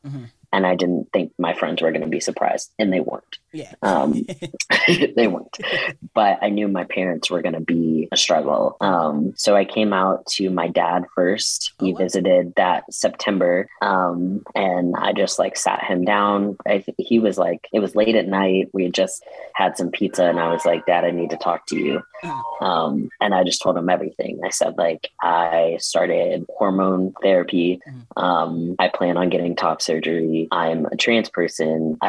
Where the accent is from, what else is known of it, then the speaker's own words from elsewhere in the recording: Tulsa, Oklahoma, United States; moved away as an adult; also born or lived in St. Louis / Austin, Texas; I spent the summer in my hometown, Tulsa, Oklahoma